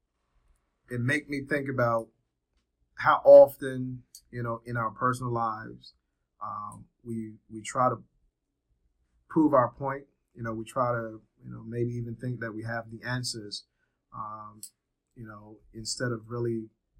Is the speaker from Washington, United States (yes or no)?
no; Trenton, New Jersey, United States; moved away as an adult; also born or lived in Liberia; now in Georgia, United States; lived in Trenton, New Jersey when I came to this country. Grew up in Trenton, New Jersey.